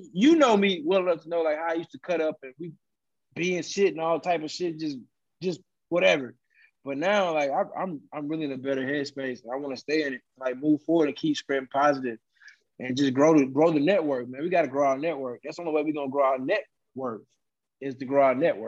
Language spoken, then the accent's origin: English; Beaumont, Texas, United States; I'm from Beaumont